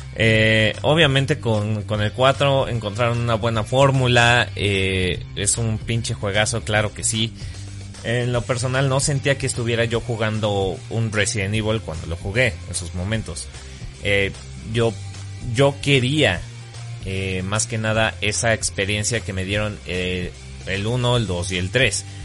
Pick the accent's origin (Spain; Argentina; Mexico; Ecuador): Mexico; Soy mexicano